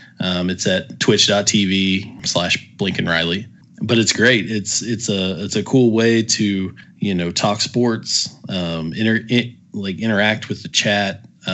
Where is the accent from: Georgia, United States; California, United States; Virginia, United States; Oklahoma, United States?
Oklahoma, United States; now in North Texas, United States; So I grew up, born and raised in Oklahoma, went to OU, graduated from there, obviously fell in love with football.